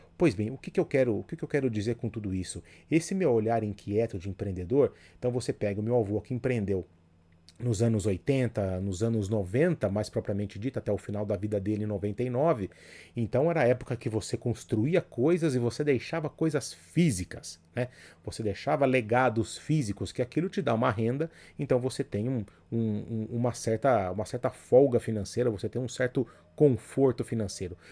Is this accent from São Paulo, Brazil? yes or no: yes; Jundiaí, São Paulo, Brazil; o posto de gasolina era do lado da minha casa ali, então foi onde eu cresci